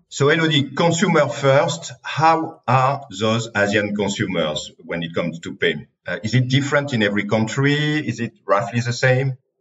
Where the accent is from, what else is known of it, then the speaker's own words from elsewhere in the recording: France; accent: French; English is a second language; my French accent.